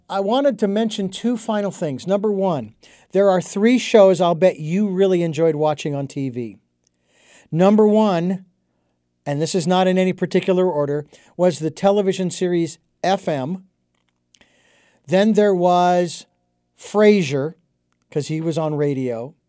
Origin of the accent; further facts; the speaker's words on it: Phoenix, Arizona, United States; I was a kid growing up in Arizona